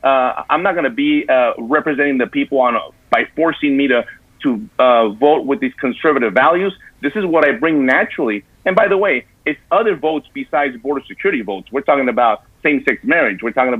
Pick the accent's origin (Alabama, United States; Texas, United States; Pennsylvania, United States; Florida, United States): Texas, United States; El Paso; I told them exactly where I grew up in El Paso, and I'm born and raised here